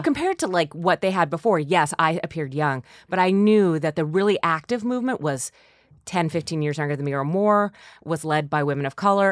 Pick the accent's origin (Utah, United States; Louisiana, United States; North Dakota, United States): North Dakota, United States; moved away; I'm from North Dakota too